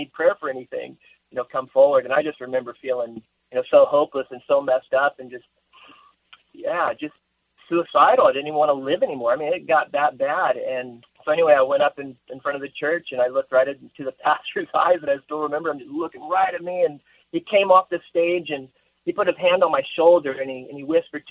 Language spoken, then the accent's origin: English; Rolla, Missouri, United States; moved away; I grew up in a town called Rolla, Missouri